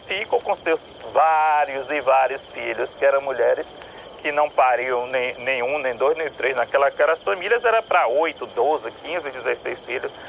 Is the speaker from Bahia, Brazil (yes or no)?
yes; Itabuna, Bahia, Brazil; de Tabuna, que é de onde eu venho, de onde eu nasci.